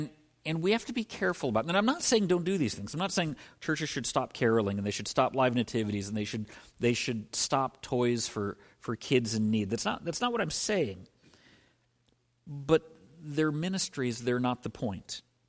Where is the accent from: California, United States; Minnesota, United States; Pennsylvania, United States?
Minnesota, United States; Minneapolis; And admittedly, growing up in Minneapolis, the soft snow falling, Southern Illinois, it didn't snow before Christmas.